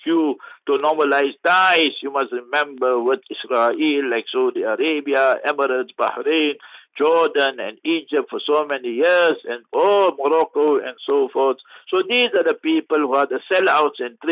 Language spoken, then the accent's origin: English; South Africa